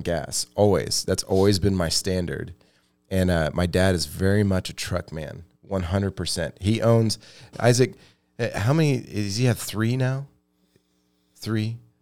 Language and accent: English; Midwest, United States; we're from the Midwest